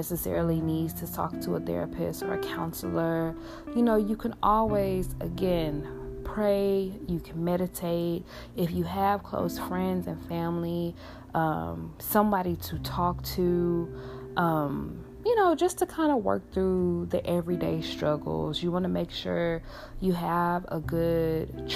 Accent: Houston, Texas, United States; my hometown in Houston, Texas

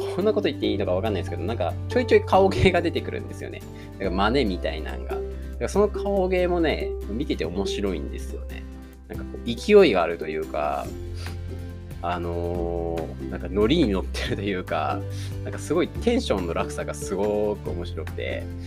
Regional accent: Tokushima, Japan; accent: Awa dialect; 自分も方言、あのー、地元の方が阿波弁、まあ、徳島生まれなんで、阿波弁なんですけど

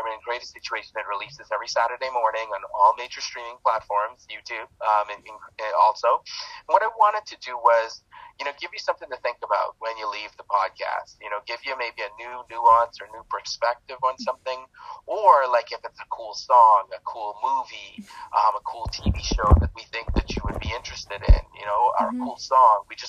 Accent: Toronto, Ontario, Canada; I'm from Toronto, Canada

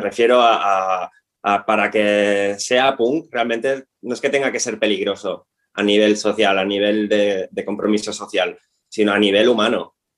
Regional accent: Tarragona, Catalonia, Spain; nosotros somos de Tarragona, somos, estamos afincados en Tarragona

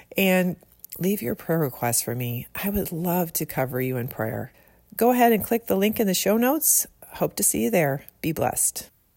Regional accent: Midwest, United States; growing up in the Midwest

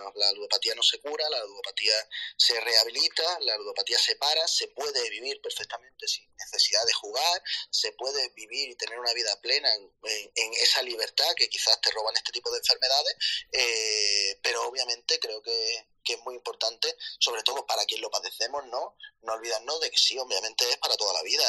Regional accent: Málaga, Andalusia, Spain; now in Madrid, Spain; soy de Málaga, eh, aunque actualmente vivo en Madrid.

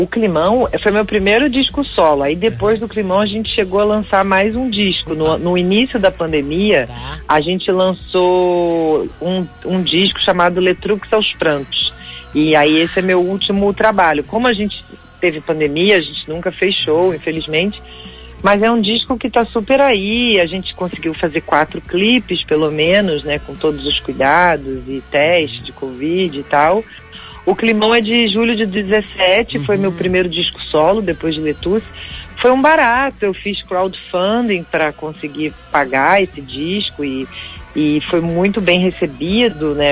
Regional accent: Rio de Janeiro, Brazil; eu sou carioca

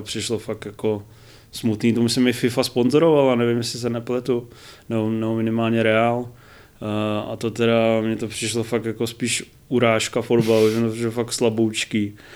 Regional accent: Brno, South Moravian Region, Czechia; jsem z Brna

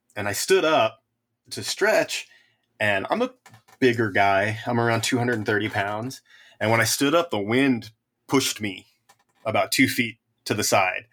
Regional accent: the Sierras, California, United States; I grew up in the Sierras

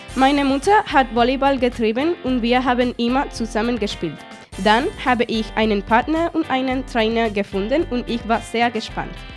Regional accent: Gran Canaria, Canary Islands, Spain; German is a second language; ich komme aus Gran Canaria

